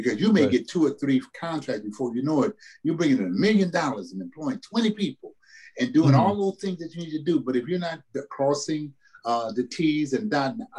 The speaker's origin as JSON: {"language": "English", "town": "New Orleans", "region": "Louisiana", "country": "United States", "tie": "born or raised there", "moved": "as an adult", "lives_now": "California, United States", "said": "growing up in New Orleans"}